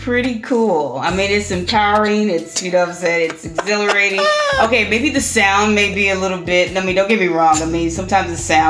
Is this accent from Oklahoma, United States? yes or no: yes; Oklahoma, United States; I'm from Oklahoma